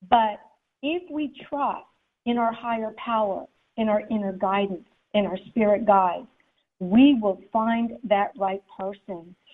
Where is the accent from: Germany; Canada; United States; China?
Germany; I grew up in Germany, um, so I'm seeing all these people dressed up as Daisy Mae and little Abner.